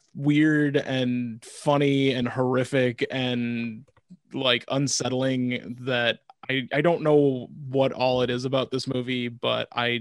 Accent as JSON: {"language": "English", "region": "Wisconsin", "country": "United States", "tie": "born or raised there", "said": "I remember growing up in Wisconsin"}